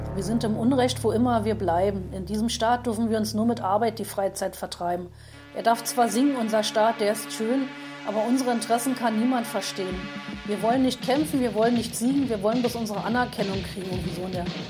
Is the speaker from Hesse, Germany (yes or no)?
no; Berlin, Germany; Ich bin 1965 geboren und habe meine Jugend in Ostberlin erlebt